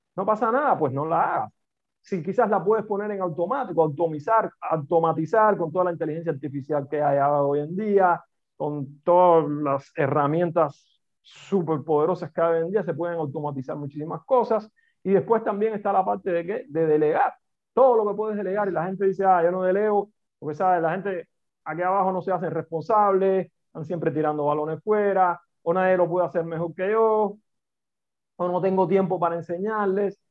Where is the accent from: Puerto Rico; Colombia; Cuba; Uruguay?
Cuba; accent: Cuban; moved away as an adult; also born or lived in Italy; now in Madrid, Spain; mi acento me delata, que soy cubano